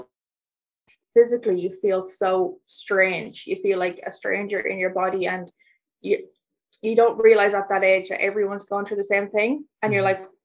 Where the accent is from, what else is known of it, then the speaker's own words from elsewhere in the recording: Cavan, Ulster, Ireland; my mom was a single parent, so it was her, me and my sister living in Cavan